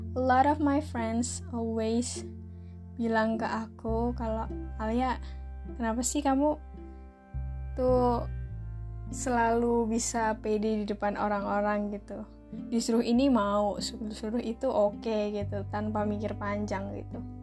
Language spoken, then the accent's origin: Indonesian; Java, Indonesia; accent: medok (Javanese-accented); medok nih kan aku kan medok